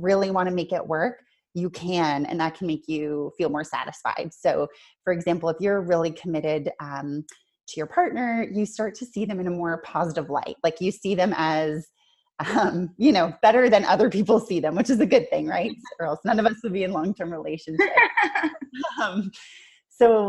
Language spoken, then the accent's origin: English; Canada; now in Auckland, New Zealand; I'm Canadian